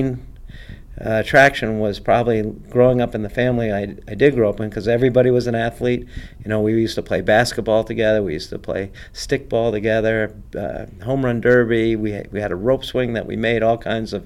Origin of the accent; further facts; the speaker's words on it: Rhode Island, United States; growing up in Rhode Island